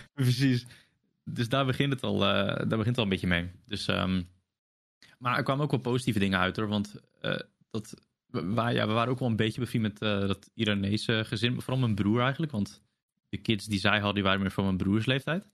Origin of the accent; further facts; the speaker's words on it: Zeeland, Netherlands; ben ik sinds kinds af aan gewoon tussen de, de Hollanders opgegroeid